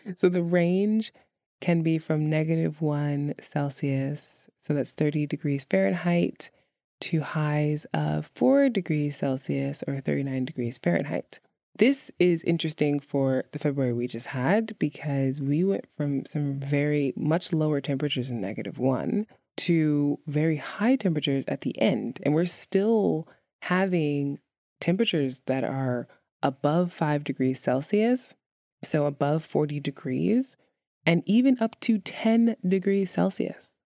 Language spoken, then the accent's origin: English; New York, United States; moved away; growing up in New York